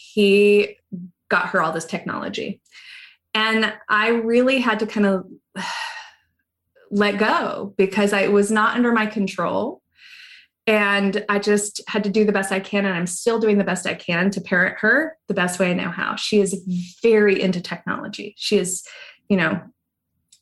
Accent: Pahoa, Hawaii, United States; I grew up in a little town near a little town called Pahoa, and I did go to Hilo High

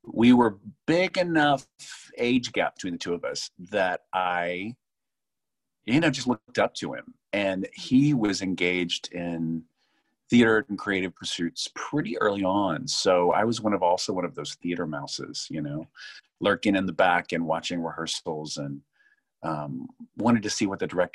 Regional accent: Tupelo, Mississippi, United States; also born or lived in Amory, Mississippi; now in Chicago, United States; born and raised in Amory, Mississippi

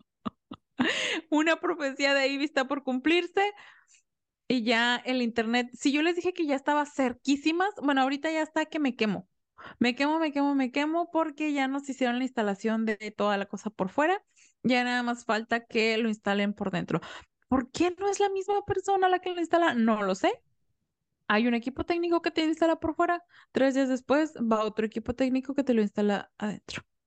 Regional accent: Mexico; yo soy mexicana y aquí en México no se celebra el Thanksgiving

